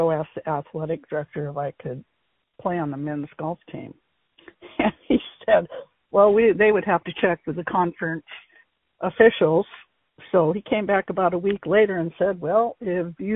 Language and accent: English; Aberdeen, Washington, United States; I grew up in Central Park, which is a suburb of Aberdeen